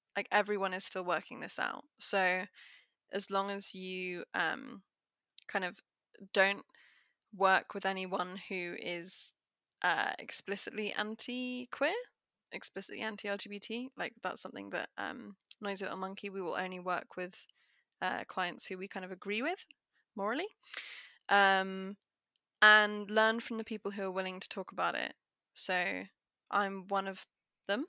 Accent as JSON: {"language": "English", "country": "United Kingdom", "said": "I'm very British"}